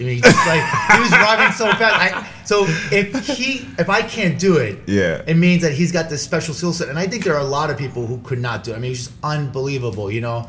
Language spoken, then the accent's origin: English; New York City, New York, United States; I grew up in Midtown Manhattan. I grew up in Hell's Kitchen, New York, right? So I grew up with a motley crew of different people. I mean, mm-hmm. Puerto Rican, African American. I mean, I was actually the minority, right?